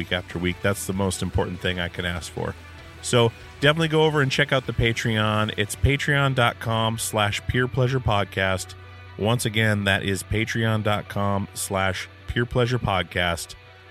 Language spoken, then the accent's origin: English; Alaska, United States; born or raised there